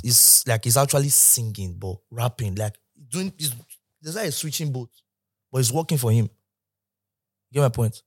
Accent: Benin City, Edo, Nigeria; moved away as an adult; now in Lagos, Nigeria; I grew up in Benin

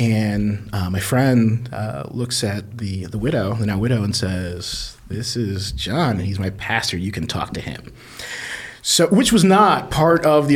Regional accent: Taylorsville, Indiana, United States; I am Bartholomew County, born and raised. Yeah. So just outside of Columbus. I grew up in Taylorsville, Indiana

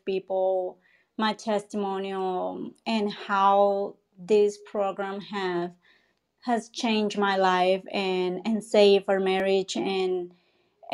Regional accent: Colombia; I'm from Colombia

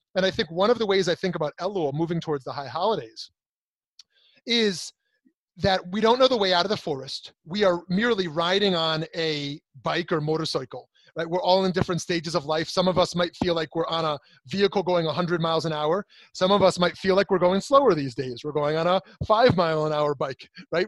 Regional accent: United States; I'm an American, I'm a Jew

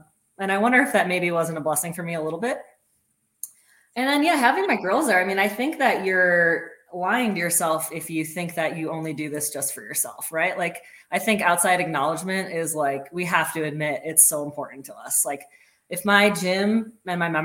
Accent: Minnesota, United States; I grew up in Minnesota, which is close to Canada.

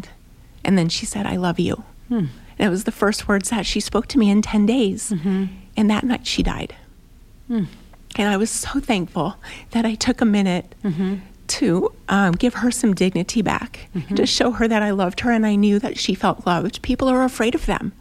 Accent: United States; we're from America

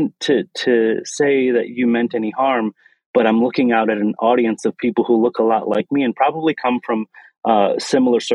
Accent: Lansing, Michigan, United States; So I come from Lansing, Michigan, born and raised in the Midwest

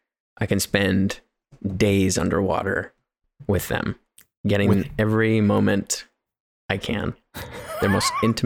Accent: Canada; my parents are from New Zealand, but I am a Canadian and I'm proud of it.

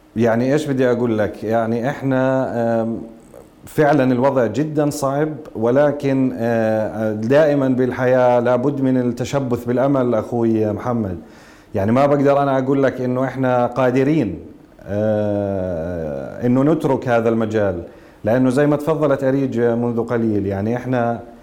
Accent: Jordan; كلنا كاردنيين

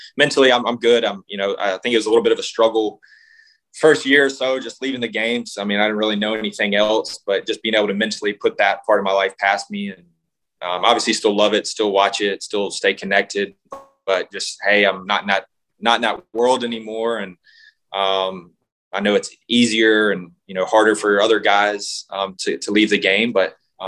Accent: Mississippi, United States; Well, no, I was just from Mississippi. We had to go to Kansas City three different times.

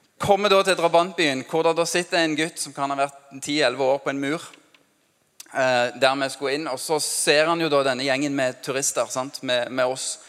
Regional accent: Norway; norsk som meg

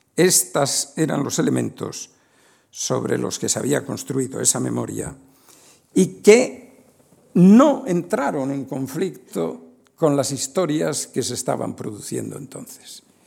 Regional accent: Spain; Un español de 25 o 30 años en 1970

